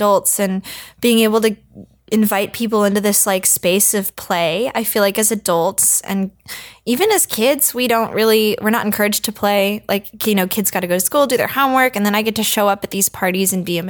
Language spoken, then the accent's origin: English; Portland, Oregon, United States; also born or lived in San Francisco; now in Los Angeles, United States; I grew up in Portland, Oregon, which I've been told is a weird place. And I realize it is now that I live in LA.